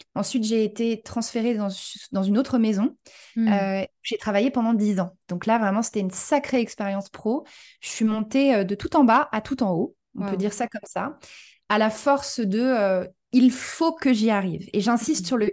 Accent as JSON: {"language": "French", "country": "France", "also_born_or_lived": "New York, United States / Los Angeles, United States", "moved": "as an adult", "lives_now": "Portugal", "said": "je suis française d'origine, mais j'ai beaucoup voyagé dans ma vie."}